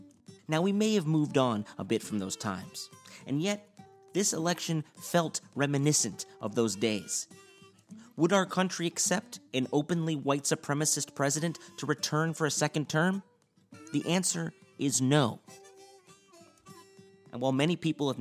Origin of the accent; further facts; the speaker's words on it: Chicago, Illinois, United States; I grew up in Chicago